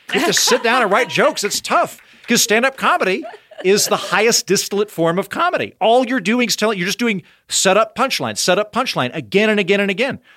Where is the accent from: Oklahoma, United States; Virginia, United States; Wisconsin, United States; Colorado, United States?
Oklahoma, United States; accent: Oklahoma; moved away; leaning into my Oklahoma accent